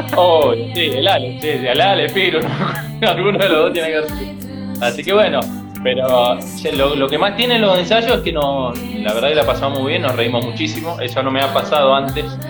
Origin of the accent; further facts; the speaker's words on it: Muñiz, Buenos Aires Province, Argentina; now in Las Heras, Argentina; Muñiz, provincia de Buenos Aires